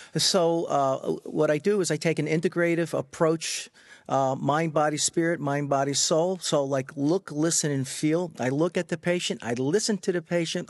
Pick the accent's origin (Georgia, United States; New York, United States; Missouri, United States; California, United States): New York, United States; Freeport; I grew up in Freeport on Long Island